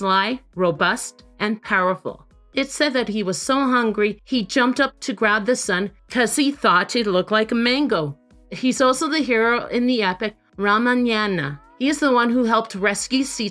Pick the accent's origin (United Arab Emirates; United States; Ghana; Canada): Canada; I am from Canada